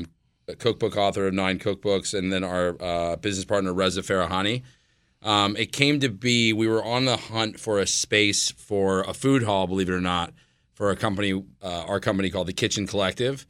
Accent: McLean, Virginia, United States; I grew up in McLean, so I was super close to home

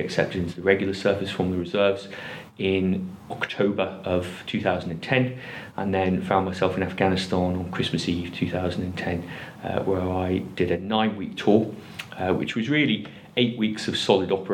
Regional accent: Liverpool, North West England, United Kingdom; I'm originally from Liverpool

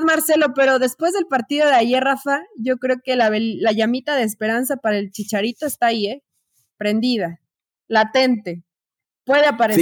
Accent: Mexico; así somos los mexicanos

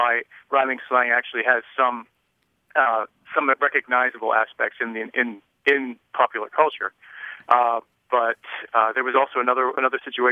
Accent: Western Pennsylvania, United States; I'm from Western Pennsylvania

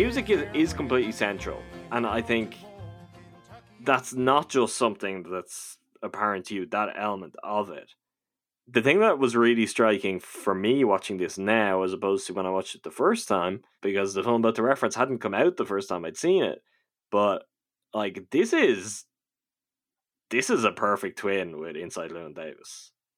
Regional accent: Ireland; I'm from Ireland

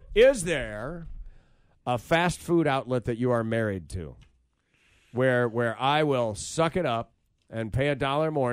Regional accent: Grand Rapids, Michigan, United States; I grew up in Grand Rapids, Michigan

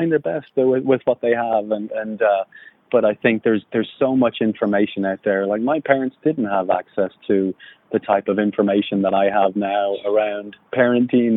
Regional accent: Ireland; moved away as an adult; also born or lived in California; I grew up in Ireland. I went to Fresno State in California. I'm, you know, thousands of miles away from home

